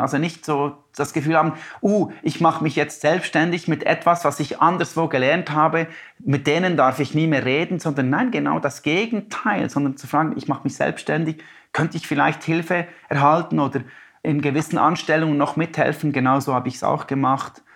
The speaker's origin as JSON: {"language": "German", "town": "Biel", "region": "Bern", "country": "Switzerland", "tie": "born or raised there", "also_born_or_lived": "Denmark"}